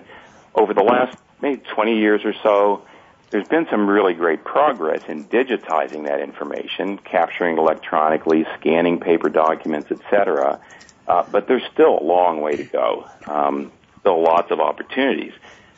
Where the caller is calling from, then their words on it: Columbus, Ohio, United States; I am from Columbus, Ohio today.